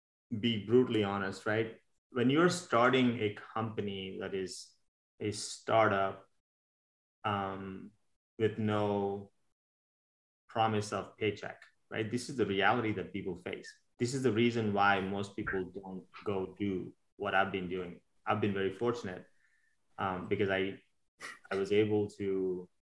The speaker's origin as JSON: {"language": "English", "country": "India", "tie": "born or raised there", "moved": "as an adult", "lives_now": "United States", "said": "I was born and raised in India. I grew up there until I was 21, 22 years old, and I moved to America about 25 years ago."}